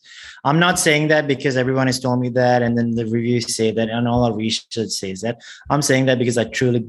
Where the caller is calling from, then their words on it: Singapore; I'm calling in from Singapore.